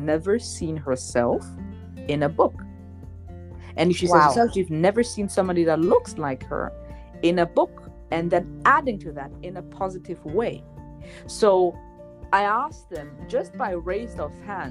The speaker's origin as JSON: {"language": "English", "country": "Germany", "tie": "born or raised there", "moved": "as an adult", "lives_now": "Switzerland", "said": "I was born and raised in Germany."}